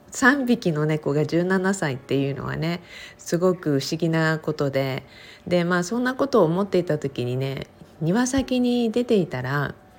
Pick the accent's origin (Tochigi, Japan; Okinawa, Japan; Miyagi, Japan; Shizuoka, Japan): Okinawa, Japan; 沖縄生まれ沖縄育ち